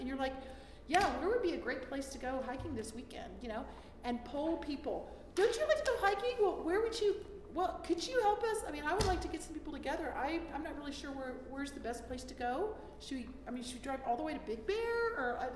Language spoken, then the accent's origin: English; Florida, United States; moved away as an adult; now in Germany; I was raised in Florida